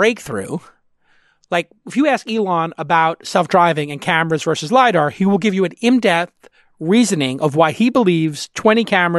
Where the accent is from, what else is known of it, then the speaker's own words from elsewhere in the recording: Ireland; I'm Irish.